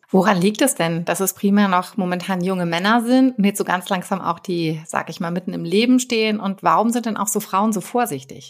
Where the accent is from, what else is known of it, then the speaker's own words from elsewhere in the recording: Hamburg, Germany; hier in meiner Heimatstadt Hamburg